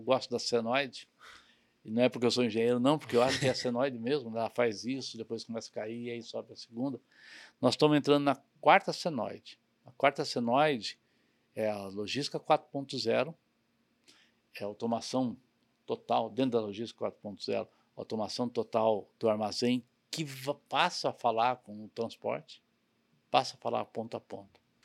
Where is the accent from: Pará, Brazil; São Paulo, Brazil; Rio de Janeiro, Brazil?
São Paulo, Brazil; also born or lived in Cerquilho, São Paulo; eu cresci em São Paulo tudo mais, mas morava numa cidadezinha pequenininha do interior chamada Cerquilho.